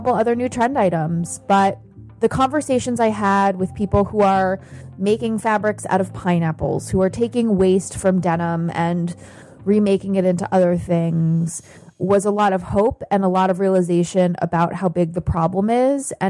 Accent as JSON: {"language": "English", "country": "United States", "said": "as an American"}